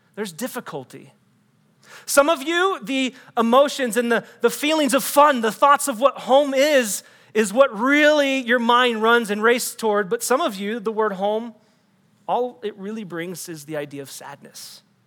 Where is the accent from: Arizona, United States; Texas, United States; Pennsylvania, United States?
Texas, United States; also born or lived in Des Moines, Iowa; I'm not actually a native Texan.